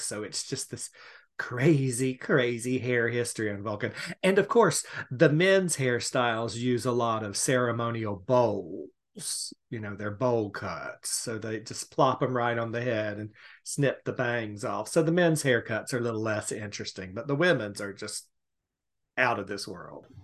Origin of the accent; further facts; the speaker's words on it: Savannah, Georgia, United States; I am from Savannah, Georgia